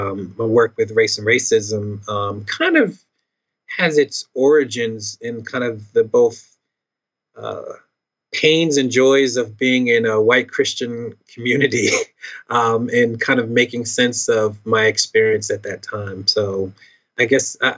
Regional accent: Philadelphia, Pennsylvania, United States; I was born in 82, so I'm a millennial from Philly. And let's see, I grew up in the church

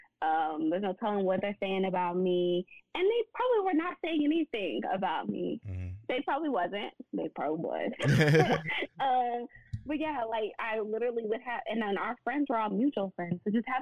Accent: Nashville, Tennessee, United States; now in Dallas, United States; because I'm from Nashville. So I moved to Dallas with no family.

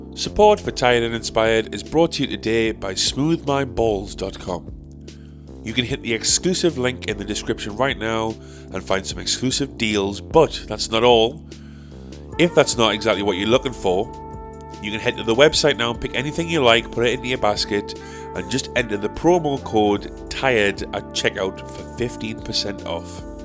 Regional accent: South Shields, North East England, United Kingdom; my hometown

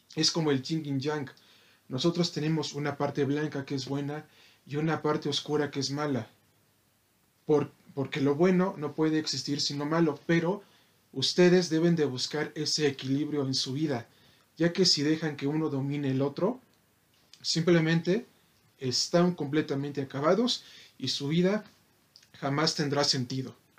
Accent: Mexico

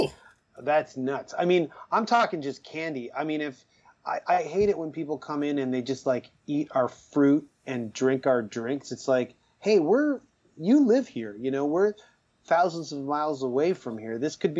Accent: Toronto, Ontario, Canada; I'm from Scarborough

